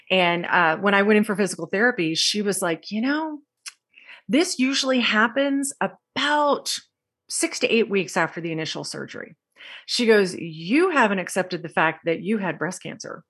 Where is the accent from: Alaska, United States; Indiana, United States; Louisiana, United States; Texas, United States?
Texas, United States; I grew up in Texas and I grew up with a very large family